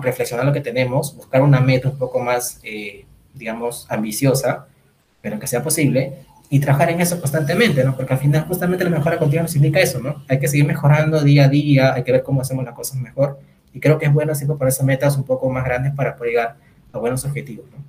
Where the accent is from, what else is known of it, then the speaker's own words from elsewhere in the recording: Lima, Peru; soy de Lima, Perú